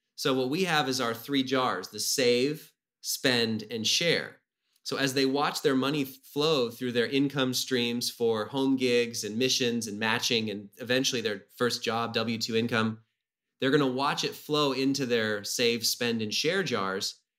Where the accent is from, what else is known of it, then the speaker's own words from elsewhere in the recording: Whidbey Island, Washington, United States; I grew up on Whidbey Island, um, on an island north of Seattle